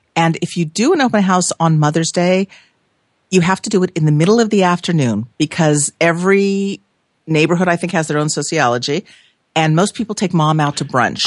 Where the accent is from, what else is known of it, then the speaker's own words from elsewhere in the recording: Los Angeles, California, United States; moved away; I was born and raised in Los Angeles